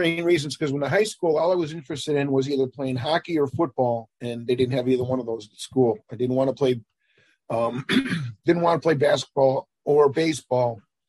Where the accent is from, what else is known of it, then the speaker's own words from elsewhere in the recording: Chicago, Illinois, United States; I was born in Chicago, grew up in Chicago, pretty much the north side. Grew up in Ravenswood area, and then when I got married, my first wife, I moved to Rogers Park.